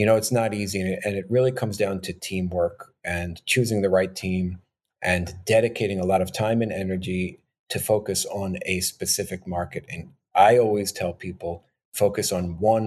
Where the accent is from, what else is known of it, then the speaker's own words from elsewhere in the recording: New York, United States; born and raised in New York